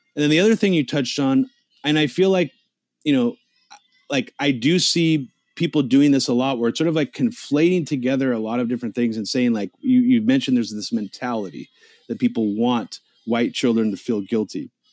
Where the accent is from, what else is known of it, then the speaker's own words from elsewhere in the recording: United States; I live in the United States. I grew up here.